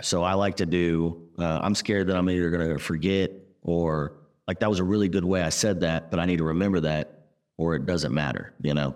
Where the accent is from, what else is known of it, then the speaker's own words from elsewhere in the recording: Texas, United States; Laser and I are from the South. We're from Texas